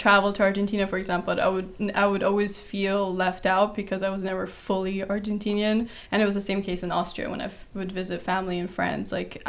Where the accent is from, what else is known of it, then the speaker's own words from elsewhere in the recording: Kuwait; also born or lived in Brazil; But I was born in Brazil, and I moved around quite a bit till the age of 3, where I moved to Kuwait, which is in the Middle East